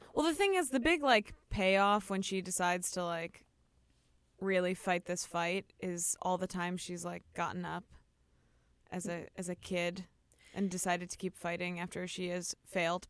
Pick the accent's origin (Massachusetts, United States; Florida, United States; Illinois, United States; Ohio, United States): Illinois, United States; Chicago; I can't say O's correctly because I'm from Chicago